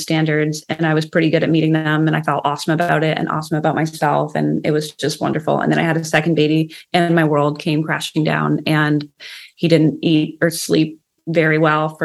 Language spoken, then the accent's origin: English; Canada; I'm from Canada.